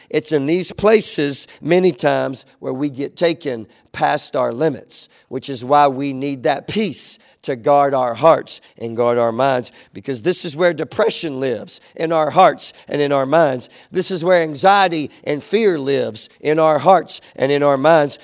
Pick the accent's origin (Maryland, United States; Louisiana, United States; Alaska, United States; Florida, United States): Louisiana, United States; DeQuincy; growing up in Southwest Louisiana, growing up in Lake Charles and in these smaller little towns around Lake Charles